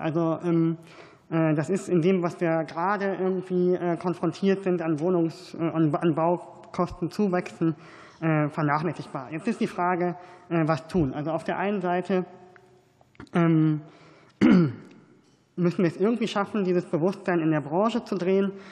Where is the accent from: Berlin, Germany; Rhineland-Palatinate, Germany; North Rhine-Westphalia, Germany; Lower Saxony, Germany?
North Rhine-Westphalia, Germany; ich komme aus NRW